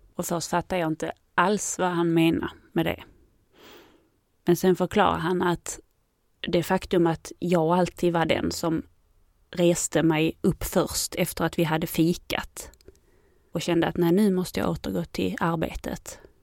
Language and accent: Swedish; Landskrona, Skåne, Sweden; also born or lived in Helsingborg; jag kom från Landskrona och gick grundskolan där